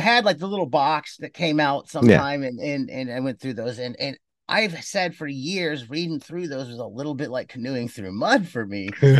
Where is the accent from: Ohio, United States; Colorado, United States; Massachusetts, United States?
Ohio, United States; Cleveland; I grew up in Cleveland and I'd go around and we had little tiny lawns and get $3